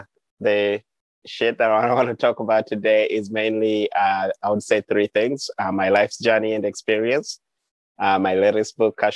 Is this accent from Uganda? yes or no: yes; Uganda; moved away as an adult; also born or lived in Montezuma, New Mexico; now in United States; my own journey growing up in Uganda